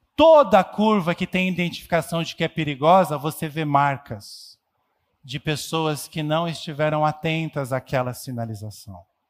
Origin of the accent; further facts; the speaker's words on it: São Paulo, Brazil; nós somos paulistanos